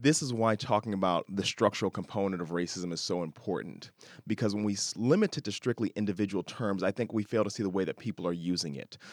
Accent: Chicago, Illinois, United States; I'm from Chicago, born and bred now.

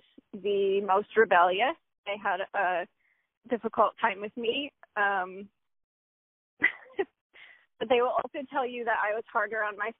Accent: Troy, New York, United States; I was born in Troy, New York

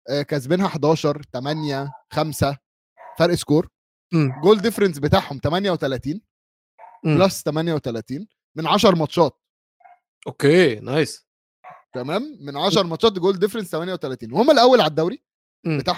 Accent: Bahrain; لي انا بحريني كاتبها لهم بحريني

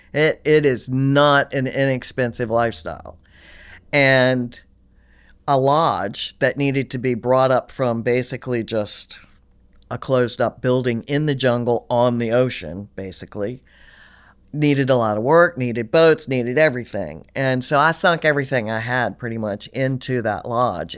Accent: Richmond, Virginia, United States; moved away; I, I grew up in Richmond, Virginia

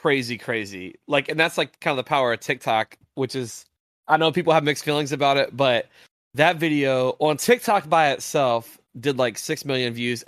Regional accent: West Virginia, United States; And like, in at least the town I grew up in Southern West Virginia, if West Virginia was playing, like, you could walk outside your house and there's no cars moving.

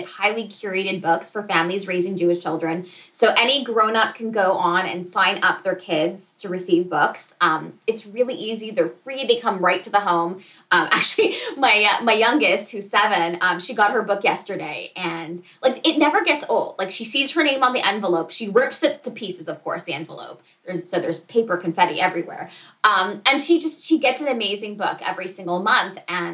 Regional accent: Montreal, Quebec, Canada; moved away; I'm originally from Montreal

